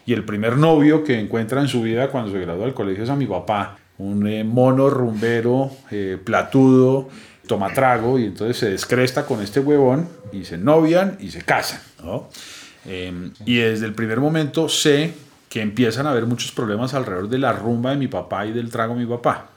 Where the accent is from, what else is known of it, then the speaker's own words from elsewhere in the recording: Bogotá, Colombia; nací aquí en Bogotá